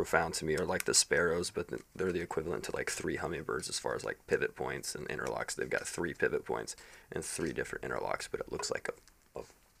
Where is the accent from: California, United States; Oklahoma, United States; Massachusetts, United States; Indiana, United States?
Indiana, United States; moved away as an adult; also born or lived in Colorado / West Coast; now in Nashville, United States; I've spent most of my adult life in Colorado, a little bit of the West Coast, but I was born and raised in Indiana.